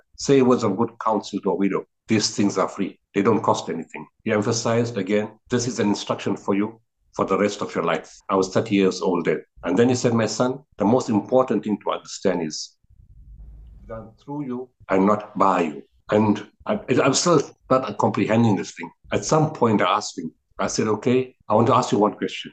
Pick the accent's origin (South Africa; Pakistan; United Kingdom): South Africa; I'm from South Africa. I've grown up here, you know, fourth generation